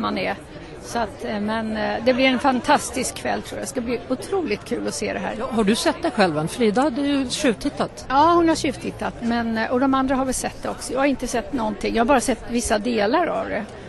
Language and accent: Swedish; Sweden; Men jag är ju svensk. Vi är ju svenska